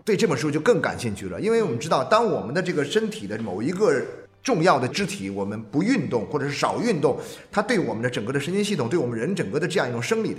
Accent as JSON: {"language": "Chinese", "region": "Jiangxi", "country": "China", "also_born_or_lived": "Jingdezhen", "said": "我自己作为一个江西人，我曾经有这种感觉。我也很小的时候，也因为家里的原因，在景德镇生活过两年时间。"}